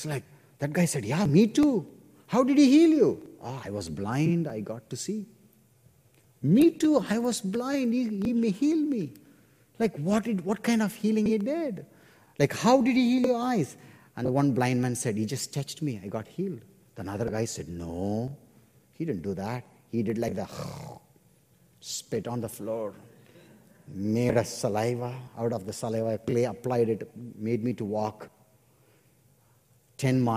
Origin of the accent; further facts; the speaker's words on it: India; my church in India